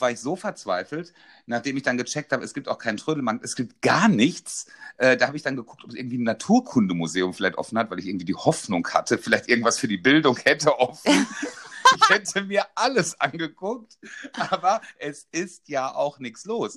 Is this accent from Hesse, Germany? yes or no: no; North Rhine-Westphalia, Germany; ich komme aus NRW